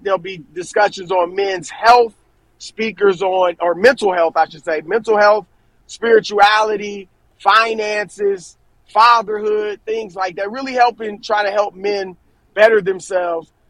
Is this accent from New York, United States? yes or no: no; Cleveland, Ohio, United States; moved away; I'm from Cleveland